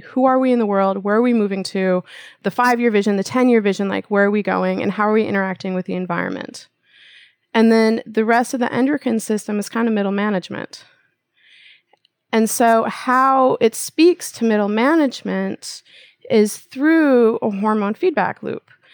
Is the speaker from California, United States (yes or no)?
no; Minnesota, United States; also born or lived in Japan; I'm from the Midwest, right? So it's like, that's what we do in Minnesota